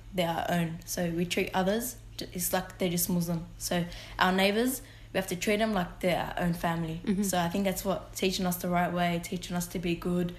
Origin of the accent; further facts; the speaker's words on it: Sydney, New South Wales, Australia; I am born here, but my culture is Lebanese.